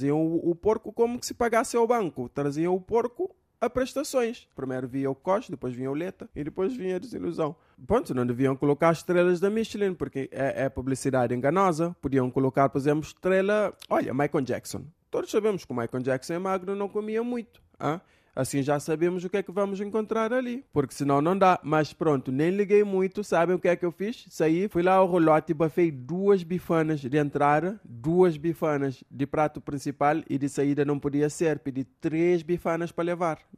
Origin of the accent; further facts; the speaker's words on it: Cape Verde; porque eu sou de Cabo Verde, vocês sabem. Cá em Cabo Verde, bafa-se e bafa-se direto.